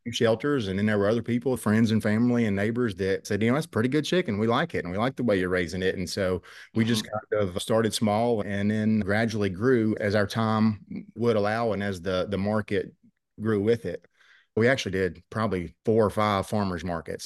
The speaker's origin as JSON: {"language": "English", "town": "Rich Valley", "region": "Virginia", "country": "United States", "tie": "born or raised there", "said": "I grew up here in Rich Valley. Our farm's located in Southwest Virginia"}